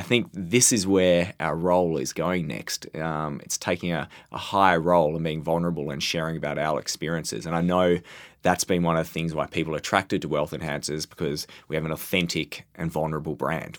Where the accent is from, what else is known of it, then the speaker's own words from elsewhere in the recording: Australia; as the Australian representative